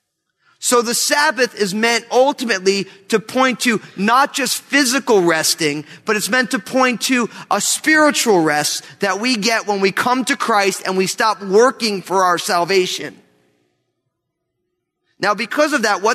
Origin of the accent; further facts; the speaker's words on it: New Jersey, United States; Growing up in New Jersey, I remember I had friends who I was going to college